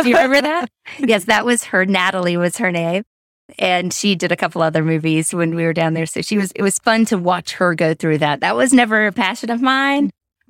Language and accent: English; Greensboro, North Carolina, United States; So I grew up here in Greensboro and then went through all the Guilford County schools, graduated from Northwest Guilford, and went to UNC Chapel Hill Journalism School.